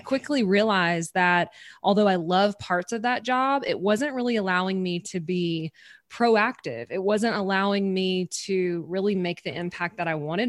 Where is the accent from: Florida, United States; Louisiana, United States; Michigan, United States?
Louisiana, United States; I'm from Louisiana in the States. I'm from the southern part, um, of the States